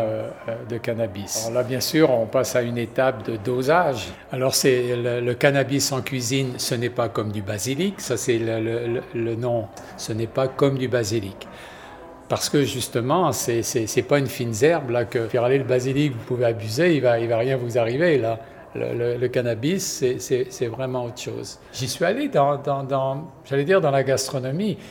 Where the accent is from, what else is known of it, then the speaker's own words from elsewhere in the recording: Quebec, Canada; de chez nous au Québec